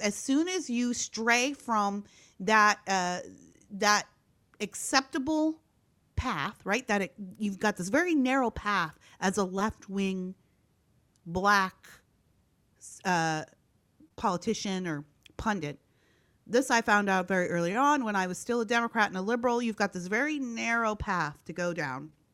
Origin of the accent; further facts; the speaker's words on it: Canada; moved away as an adult; also born or lived in Gary, Indiana / Iowa; now in Orange County, California, United States; I'm originally Canadian. I was born and raised in Canada.